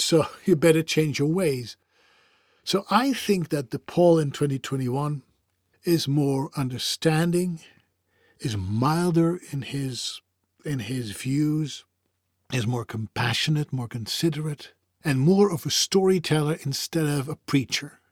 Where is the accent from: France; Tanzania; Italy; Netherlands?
Netherlands; I come from the Europe, specifically the Netherlands. I speak different languages.